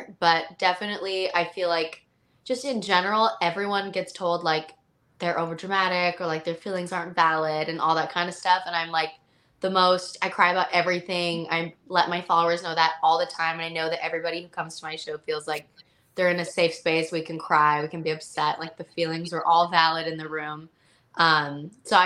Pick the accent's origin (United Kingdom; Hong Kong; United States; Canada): Canada; I'm from Canada, so my whole life, I never know anything about like the States.